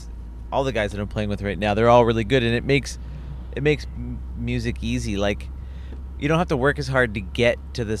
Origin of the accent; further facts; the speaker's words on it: Guelph, Ontario, Canada; moved away as an adult; also born or lived in Toronto; I'm from Guelph and I grew up in Guelph